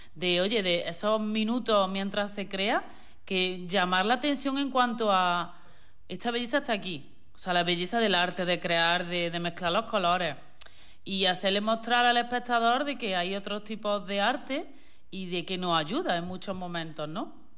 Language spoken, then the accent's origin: Spanish; Córdoba, Andalusia, Spain; moved away as an adult; also born or lived in Switzerland; now in Torremolinos, Spain; Yo soy de Córdoba